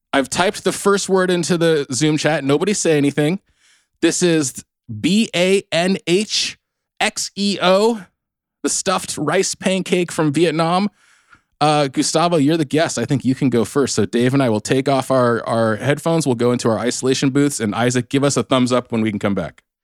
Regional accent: South Orange County, California, United States; accent: Southern California; I'm from South Orange County, the MAGA stronghold

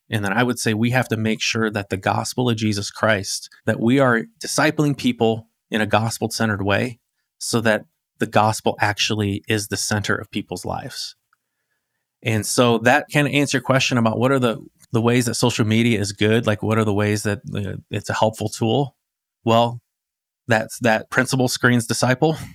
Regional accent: Arizona, United States; I grew up in Arizona

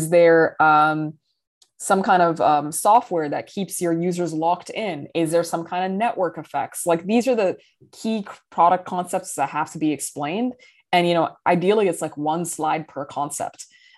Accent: Riyadh, Riyadh Province, Saudi Arabia; also born or lived in Dubai, United Arab Emirates / London, United Kingdom / New York City, United States; I grew up in Riyadh, Saudi Arabia. I've also lived in Dubai in the United Arab Emirates, and I lived many years in London, England

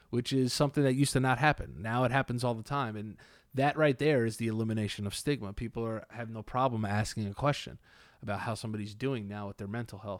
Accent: New York City, New York, United States; also born or lived in Fort Lauderdale, Florida; I'm from New York

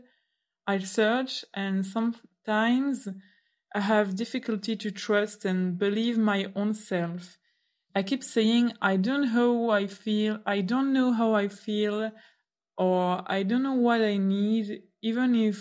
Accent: Brussels, Brussels-Capital Region, Belgium; accent: French; first language French; English is a second language; I listen to you from Brussels, Belgium. I usually speak French

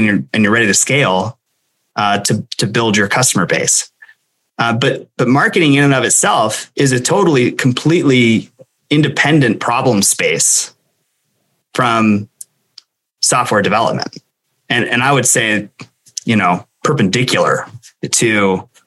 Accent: Montana, United States; also born or lived in San Diego; this is my home state. I grew up here and went to high school here and left when I joined the Navy

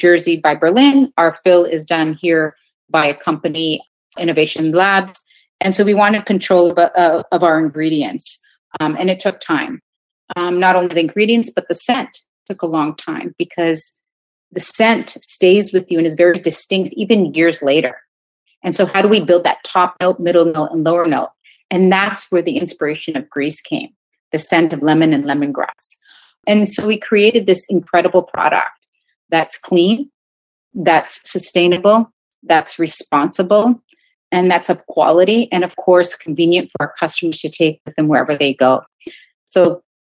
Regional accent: Canada; moved away as an adult; now in New York, United States; back home in Canada, because I'm Canadian originally

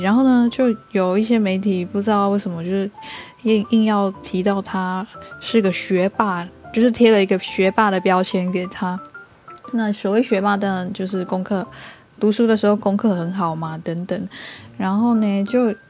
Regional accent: Taiwan; 身为原住民

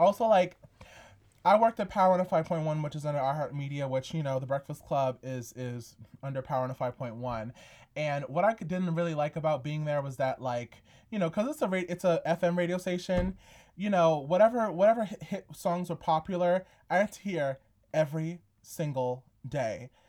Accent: New York, United States; growing up in New York

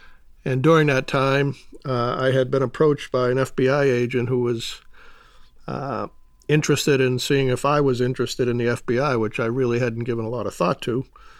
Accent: Massachusetts, United States; I grew up outside of Boston. I come from a, believe it or not, a large Irish Catholic family.

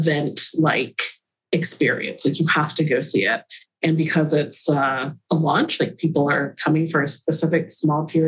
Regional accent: Atlanta, Georgia, United States; I really credit my parents for taking me to museums and theater and dance performances when I was growing up in Atlanta

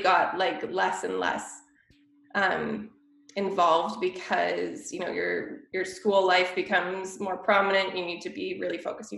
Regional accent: Kelowna, British Columbia, Canada; moved away as an adult; also born or lived in Vancouver, Canada; now in Culver City, United States; born and raised in Kelowna. Lived in the same house from when I was three.

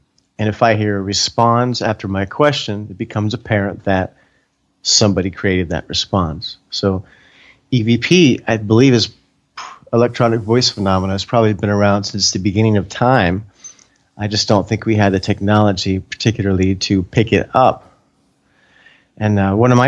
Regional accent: Florida, United States; moved away as an adult; also born or lived in Hawaii / California; I grew up in Florida.

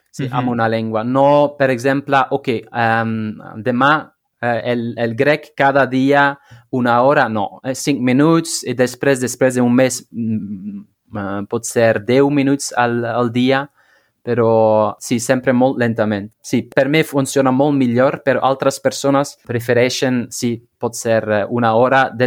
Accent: Flanders, Belgium; first language Flemish; Catalan is a second language; és com l'holandès, el, eh, el, el flamenc, la meva llengua

